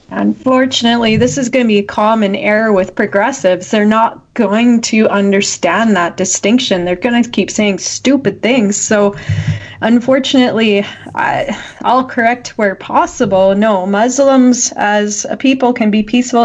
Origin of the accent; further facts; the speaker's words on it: Canada; as a Canadian who has these freedoms